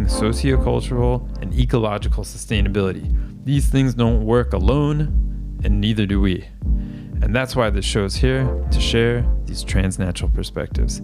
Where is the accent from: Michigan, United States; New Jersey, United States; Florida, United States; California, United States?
Florida, United States; my home state of Florida